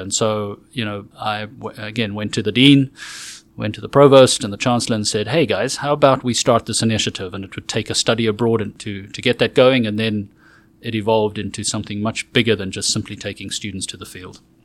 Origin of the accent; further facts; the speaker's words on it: South Africa; moved away as an adult; also born or lived in Johannesburg / Toronto / Oxford / North Carolina; now in Texas, United States; I am South African born and raised and lived there for twenty-four years